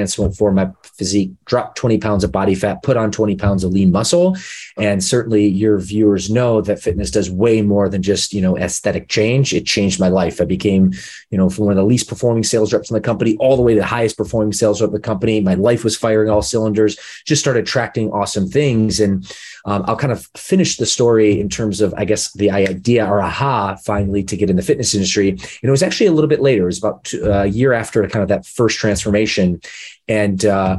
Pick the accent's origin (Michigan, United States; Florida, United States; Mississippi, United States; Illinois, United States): Michigan, United States; moved away as an adult; also born or lived in Los Angeles, California; growing up in the Midwest, amazing place, salt of the earth people, but not the fitness capital of the world where I grew up in the state of Michigan.